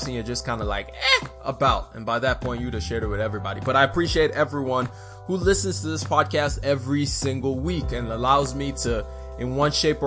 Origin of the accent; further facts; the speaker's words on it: Nigeria; moved away; I am Nigerian.